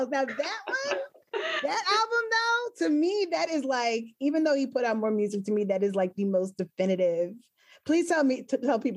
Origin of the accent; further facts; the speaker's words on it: Asheville, North Carolina, United States; my hometown, Asheville, North Carolina.